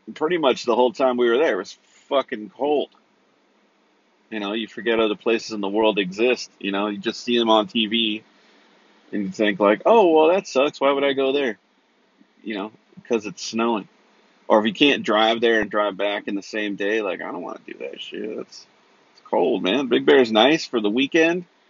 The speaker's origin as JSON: {"language": "English", "area": "Central Valley", "region": "California", "country": "United States", "tie": "born or raised there", "said": "I grew up in Central Valley"}